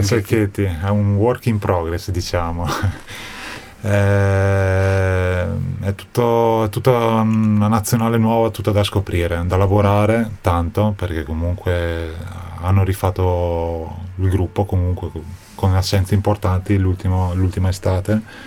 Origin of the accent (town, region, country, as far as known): Trento, Trentino-Alto Adige, Italy; born or raised there; moved away